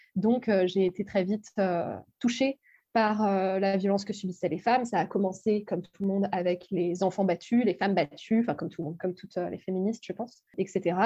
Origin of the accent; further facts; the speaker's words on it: Brittany, France; moved away; Je suis bretonne.